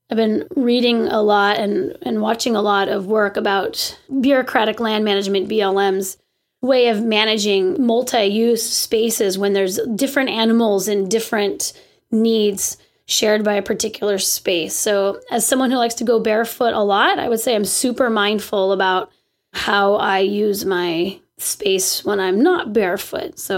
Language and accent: English; California, United States; sorry, I'm from California.